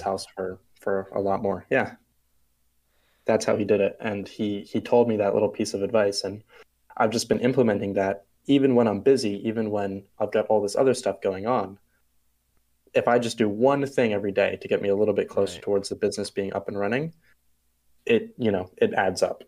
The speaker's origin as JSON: {"language": "English", "country": "Bermuda", "tie": "born or raised there", "said": "I'm from Bermuda. It's a small island off of uh, the coast of the eastern coast of the U.S."}